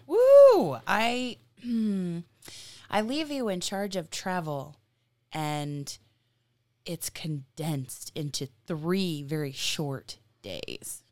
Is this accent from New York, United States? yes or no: no; Virginia, United States; moved away; I am from Virginia